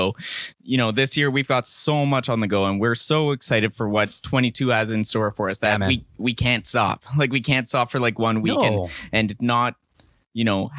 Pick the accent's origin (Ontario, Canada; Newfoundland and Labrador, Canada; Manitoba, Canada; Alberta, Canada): Manitoba, Canada; Winnipeg; now in Kamloops, Canada; In Winnipeg. I grew up in Winnipeg, so I'm used to that kind of stuff.